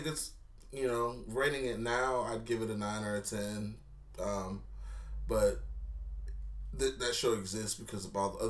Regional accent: the South, United States; I grew up in the South.

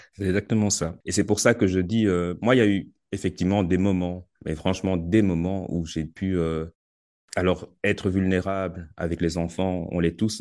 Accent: Belgium; chez nous en Belgique

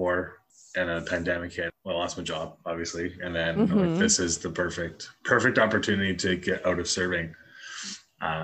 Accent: Surrey, British Columbia, Canada; also born or lived in North Delta; I grew up in Surrey, and then in grade 5 I moved to North Delta, so like Surdell area.

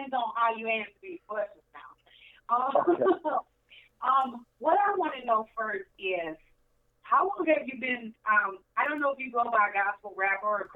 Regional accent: Saginaw, Michigan, United States; moved away as an adult; now in Rochester, United States; I'm from Saginaw, but I live out here, Rochester, Shelby Township area

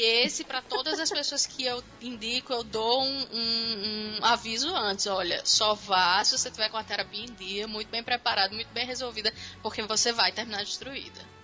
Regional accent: Natal, Rio Grande do Norte, Brazil; also born or lived in Campinas, São Paulo; Eu nasci em Campinas, São Paulo, mas eu fui para Natal com 5 anos

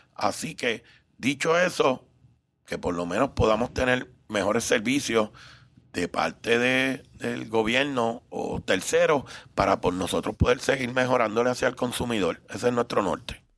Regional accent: Puerto Rico; also born or lived in Cuba; un cubano que llegué de tres años, así que soy más puertorriqueño.

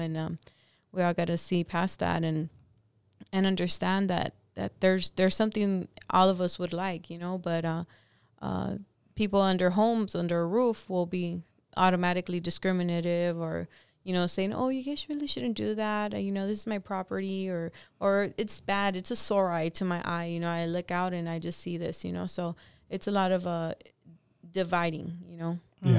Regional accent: Los Angeles, California, United States; me growing up in Echo Park

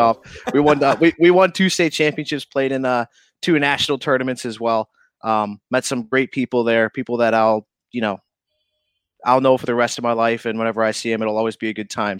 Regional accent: Fabius, New York, United States; moved away as an adult; also born or lived in Missouri; now in Albany, United States; born and raised in Syracuse, um, actually in a town called Fabius, New York

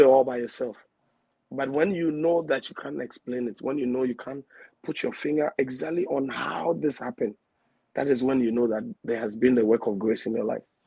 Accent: Accra, Greater Accra, Ghana; I'm a Ghana, um, eldest of six. I hail from the Jamestown, Assay, to be precise

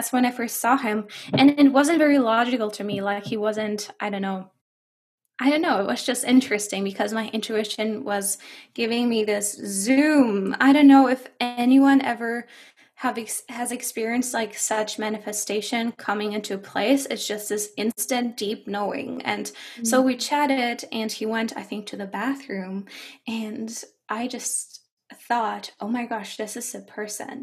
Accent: Germany; English is a second language; moved away as an adult; now in Canada; I do have a slight accent because I am from Germany and not from Canada.

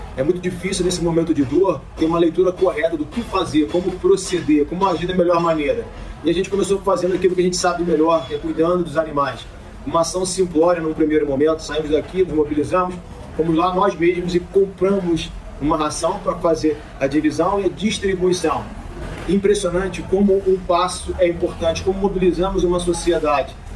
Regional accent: Petrópolis, Rio de Janeiro, Brazil; médico veterinário, nascido e criado em Petrópolis, 47 anos na região

